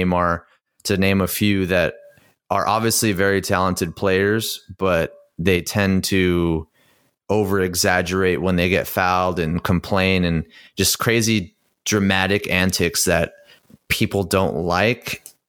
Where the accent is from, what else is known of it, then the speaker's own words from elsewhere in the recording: United States; talking to people and growing up in the United States